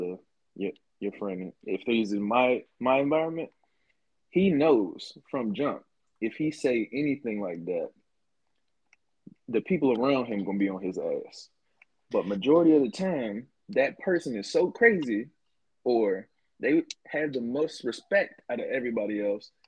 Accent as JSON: {"language": "English", "region": "Maryland", "country": "United States", "tie": "born or raised there", "said": "I've lived in Maryland my entire life"}